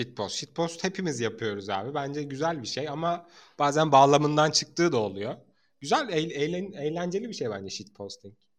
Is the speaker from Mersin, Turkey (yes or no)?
yes; Mersin, Turkey; ben Mersin'de doğup büyüdüm